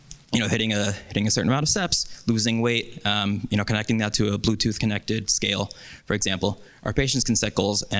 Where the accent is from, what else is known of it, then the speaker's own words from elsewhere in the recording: New York, United States; I'm from New York